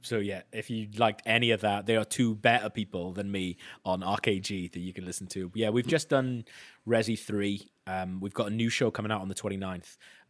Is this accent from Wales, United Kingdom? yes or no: yes; Wales, United Kingdom; accent: Welsh; now in London, United Kingdom; Yeah. I've lived in London, unfortunately, for 12 years. So mine's kind of gone a little bit.